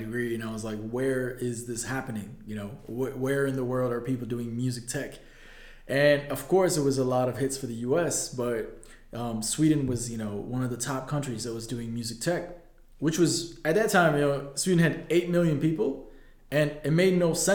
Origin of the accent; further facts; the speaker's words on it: Vancouver, British Columbia, Canada; born or raised there; moved away as an adult; also born or lived in Addis Ababa, Ethiopia